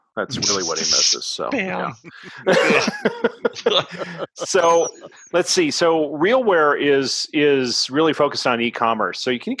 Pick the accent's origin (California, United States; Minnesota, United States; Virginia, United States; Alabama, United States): Minnesota, United States; born there; I was born in Minnesota